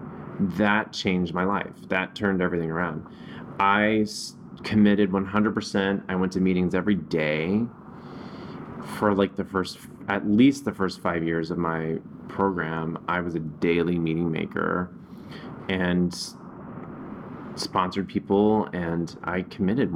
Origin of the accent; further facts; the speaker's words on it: the South, United States; moved away; growing up in the South